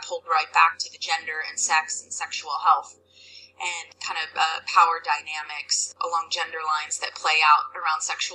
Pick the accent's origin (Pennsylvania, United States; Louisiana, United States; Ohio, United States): Pennsylvania, United States; suburbs of Philadelphia; I'm from Pennsylvania, suburbs of Philadelphia, and definitely kind of grew up a good girl, kind of small town thing